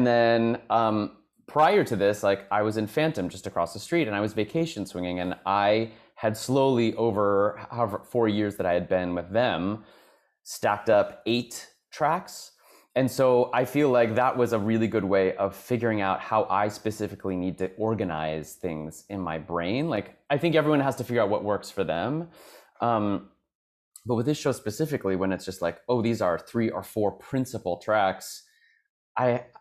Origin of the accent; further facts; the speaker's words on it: Kansas City, United States; moved away as an adult; also born or lived in Boston; now in New York, United States; I grew up in the Midwest as well. I grew up in Kansas City